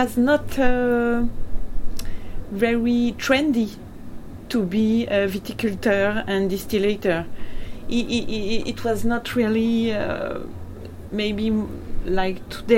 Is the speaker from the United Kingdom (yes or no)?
no; Cognac, Nouvelle-Aquitaine, France; English is a second language; also born or lived in West Africa; I'm from Cognac area. I was born in a family which was making cognac since four generations.